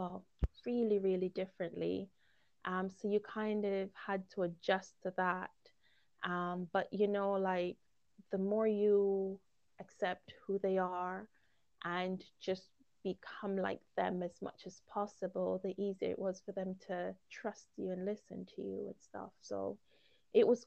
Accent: Jamaica; also born or lived in Guyana / Romania; now in United Kingdom; growing up in Jamaica

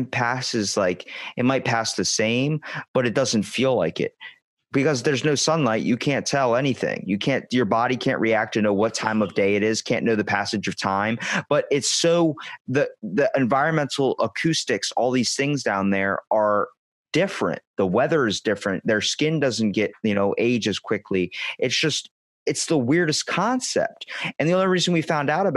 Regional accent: Ocean City, Maryland, United States; accent: Baltimore; Ocean City, Maryland, like we're close to Baltimore, a couple hours away, but we have Baltimore accents

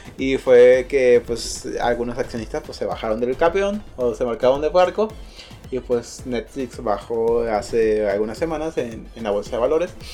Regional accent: Mexico; todos somos mexicanos

